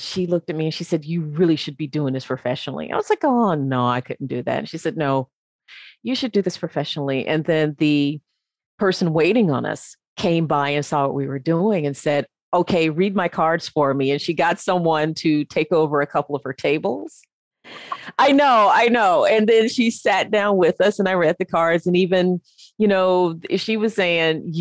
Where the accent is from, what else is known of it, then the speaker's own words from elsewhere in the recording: Memphis, Tennessee, United States; moved away as an adult; also born or lived in North Carolina; I'm originally from the States. I'm originally from Memphis